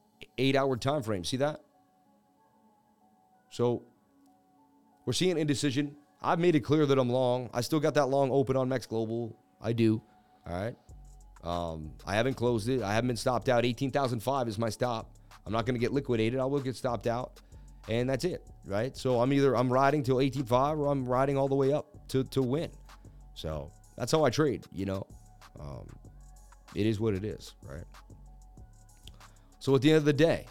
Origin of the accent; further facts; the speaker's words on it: Boston, Massachusetts, United States; I'm from Beantown